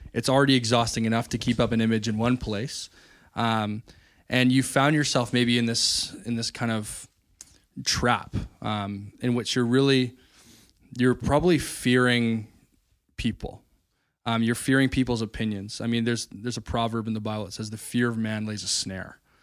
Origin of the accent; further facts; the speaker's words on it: Chemainus, British Columbia, Canada; there's a brewery right by um, my hometown, uh, in Shemanis